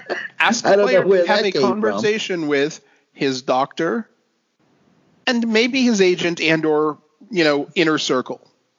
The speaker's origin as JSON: {"language": "English", "town": "Minneapolis", "region": "Minnesota", "country": "United States", "tie": "born or raised there", "said": "Growing up outside of Minneapolis, I always felt sheltered from racism."}